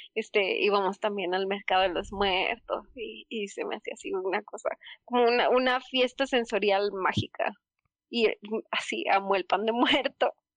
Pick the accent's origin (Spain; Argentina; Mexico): Mexico; somos mexicanos y entonces tenemos como cultura católica